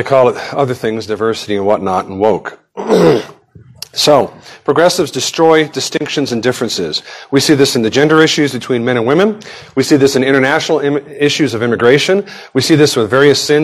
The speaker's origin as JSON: {"language": "English", "region": "Nevada", "country": "United States", "tie": "born or raised there", "said": "I grew up in Nevada"}